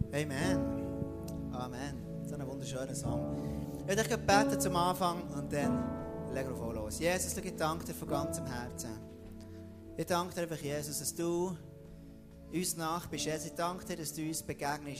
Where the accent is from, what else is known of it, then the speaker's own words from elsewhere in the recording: Switzerland; Dort, wo ich bin aufgewachsen im Jura, dort war es extrem dunkel gewesen